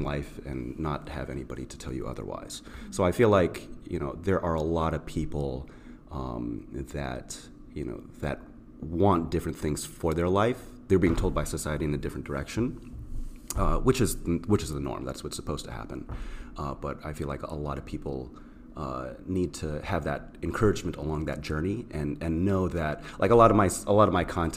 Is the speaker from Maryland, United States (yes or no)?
yes; Burtonsville, Maryland, United States; also born or lived in Rockville, Maryland; I'm from Rockville, Maryland. I grew up in a small town, Burtonsville, not too far away.